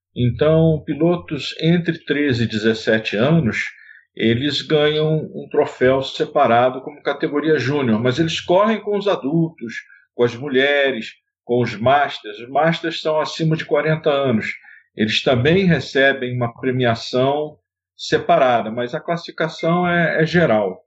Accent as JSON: {"language": "Portuguese", "country": "Brazil", "tie": "born or raised there", "said": "Sou nascido no Brasil"}